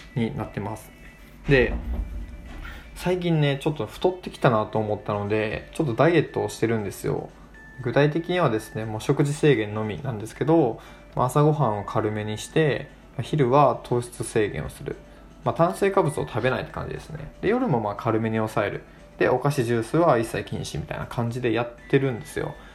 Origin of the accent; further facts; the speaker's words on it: Kochi, Japan; moved away as an adult; also born or lived in Tokyo; 僕は高知で生まれ育った